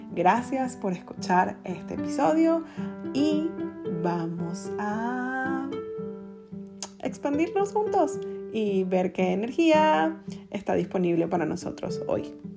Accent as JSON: {"language": "Spanish", "country": "Venezuela", "also_born_or_lived": "Spain", "moved": "as an adult", "lives_now": "United States", "said": "soy venezolana y viví en un país desde mis 19 años en o desde mis 20 años en un país donde básicamente no te daban a elegir"}